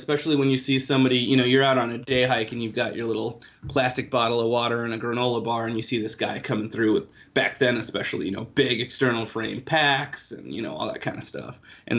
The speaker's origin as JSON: {"language": "English", "town": "Chicago", "region": "Illinois", "country": "United States", "also_born_or_lived": "India / Kansas City", "moved": "yes", "said": "Hi everyone … I'm originally from Chicago, but was based in Kansas City."}